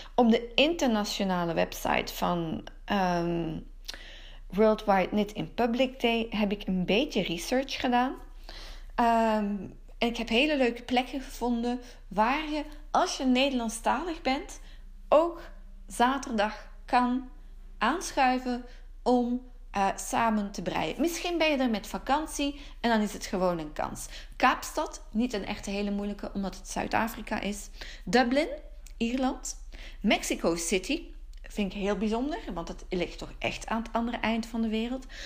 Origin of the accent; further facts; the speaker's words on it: Antwerp, Flanders, Belgium; Park den Brand in Wilrijk bij Antwerpen. Waarom? Het is mijn geboortegrond. Eh, Park de Brand is het park van mijn jeugd.